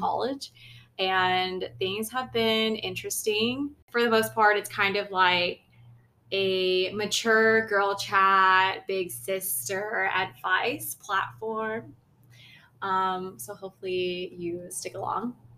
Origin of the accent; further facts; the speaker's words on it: United States; my parents are from Lao, so I'm Lao, but I was born in America